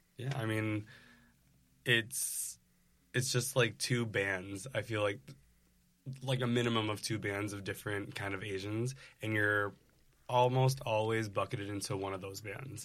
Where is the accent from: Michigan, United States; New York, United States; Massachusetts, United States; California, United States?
New York, United States; Rochester; now in New York City, United States; I grew up in Rochester, New York, so upstate